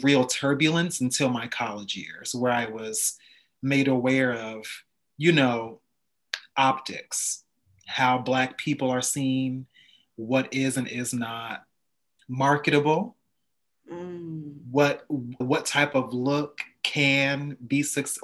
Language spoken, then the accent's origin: English; Montclair, New Jersey, United States; I grew up in Montclair, New Jersey